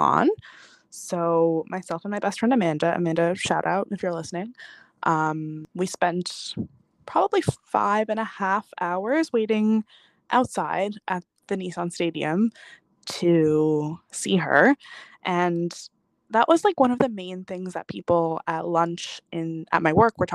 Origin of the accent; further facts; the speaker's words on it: Newfoundland and Labrador, Canada; I'm from Newfoundland, so we don't get any concerts here